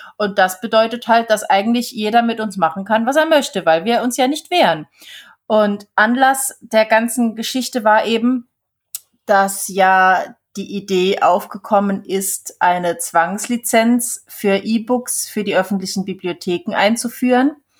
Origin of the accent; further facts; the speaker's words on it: Switzerland; now in Germany; damals bei uns in der Schweiz